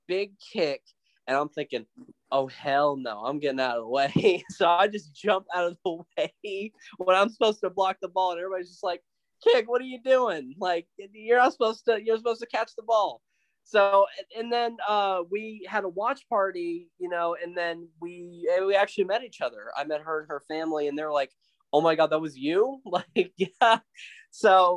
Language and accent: English; West Texas, United States; my hometown in West Texas